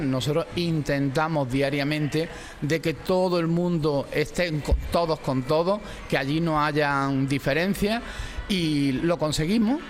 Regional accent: Málaga, Andalusia, Spain; soy malagueño

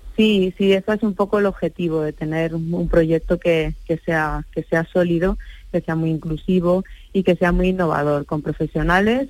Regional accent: Andalusia, Spain; now in Madrid, Spain; una persona como yo, andaluza, residente en Madrid

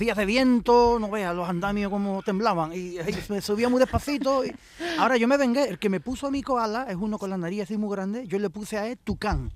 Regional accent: Rincón de la Victoria, Andalusia, Spain; Yo soy de Rincón de la Victoria.

